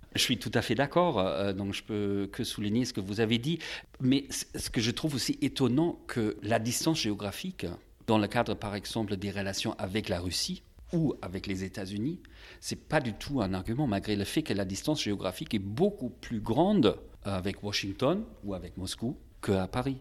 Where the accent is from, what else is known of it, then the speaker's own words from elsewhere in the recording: Magdeburg, Saxony-Anhalt, Germany; dans ma ville natale à Magdebourg